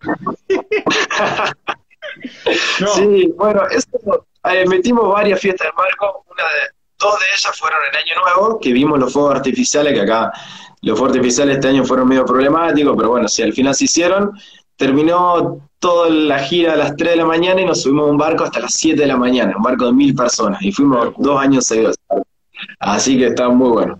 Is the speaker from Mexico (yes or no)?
no; Córdoba, Argentina; moved away as an adult; now in Australia; vos sos de Argentina, y te empezaban a tirar de qué ciudad, y vos le decías de Córdoba